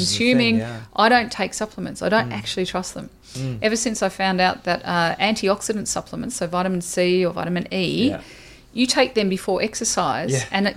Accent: Australia; I'm Australian

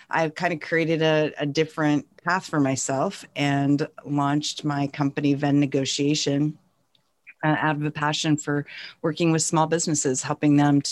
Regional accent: North Central Montana, United States; now in California, United States; I grew up in North Central Montana on a tiny ranching town in rural Montana.

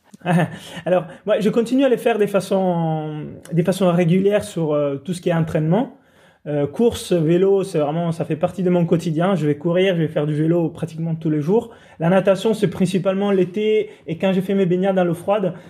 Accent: Italy; moved away; je suis italien, grandi sous la côte italienne

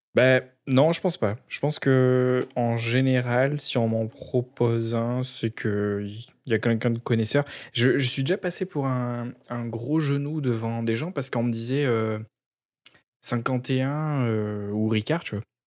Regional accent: south of France, France; now in Quebec, Canada; en tant que sudiste

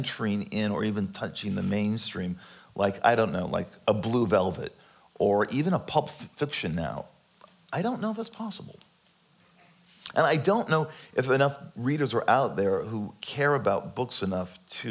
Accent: California, United States; born or raised there

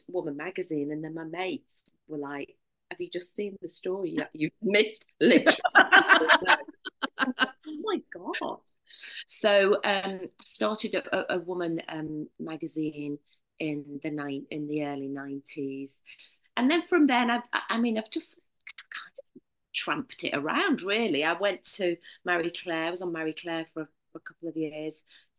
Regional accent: Prescot, North West England, United Kingdom; accent: northern; moved away as an adult; also born or lived in London; now in Sevenoaks, United Kingdom; as you'll tell by my accent, I'm a northerner.

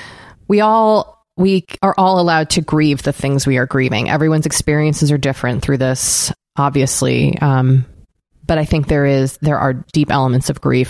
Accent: Boston, Massachusetts, United States; I am from Boston and the marathon mm-hmm. goes through my town. And in Massachusetts, we all have it's a state holiday

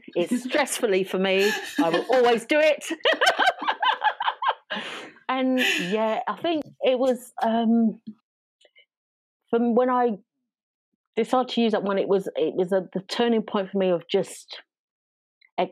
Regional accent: London, United Kingdom; I talk like this because I was raised in South East London

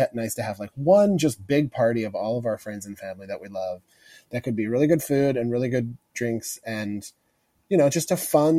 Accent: Missouri, United States; growing up in Missouri in the Midwest

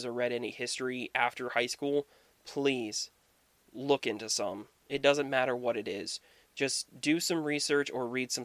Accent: United States; growing up in the United States, especially attending public schools

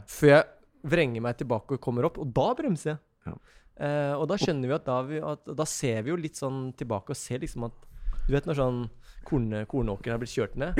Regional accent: Ski, Akershus, Norway; Vi er jo vi er et bondegjeng mm. ute på Ski.

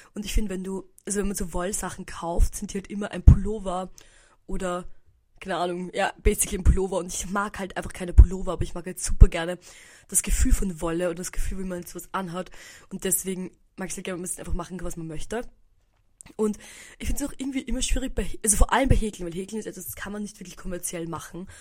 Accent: Austria; bei uns in Österreich

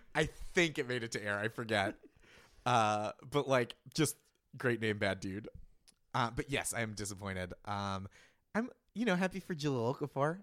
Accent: Boston, Massachusetts, United States; As a Bostonian

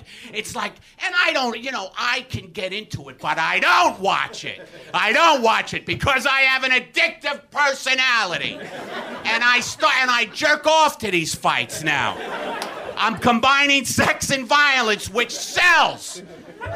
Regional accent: New York City, New York, United States; moved away; I was raised in Brooklyn

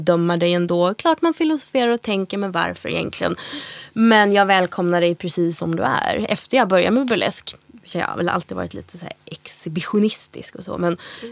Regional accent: Gothenburg, Västra Götaland, Sweden; vi kommer från Göteborg

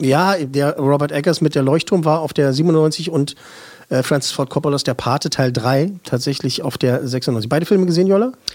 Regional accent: Berlin, Germany; Als Berliner

